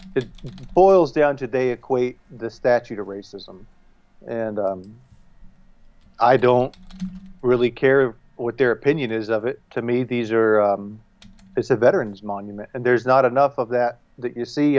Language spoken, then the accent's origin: English; the South, United States; I'm from the South, you know, I'm a Southerner.